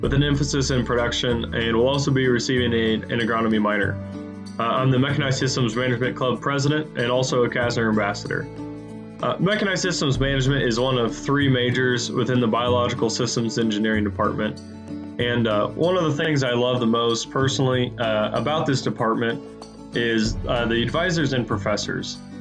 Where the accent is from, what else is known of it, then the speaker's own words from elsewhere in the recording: Kokomo, Nebraska, United States; I'm a junior from Kokomo, Nebraska